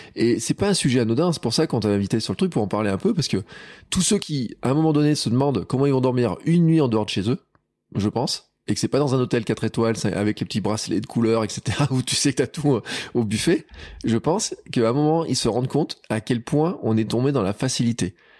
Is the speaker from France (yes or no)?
yes; Auvergne, France; chez nous en Auvergne